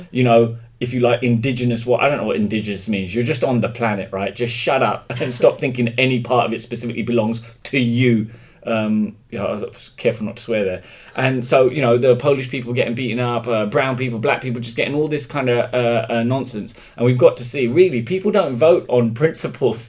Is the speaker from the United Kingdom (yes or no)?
yes; London, United Kingdom; also born or lived in Mombasa, Kenya / Moorestown, New Jersey, United States; then I was brought back to London. And I wasn't actually officially documented as a British citizen until I was 12 years old. That's when I was naturalised. But I grew up in England.